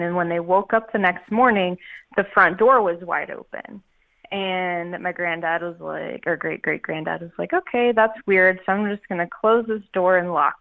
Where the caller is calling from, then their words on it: Canton, Georgia, United States; I am calling from Atlanta, Georgia. Actually, I'm north. I'm close to Canton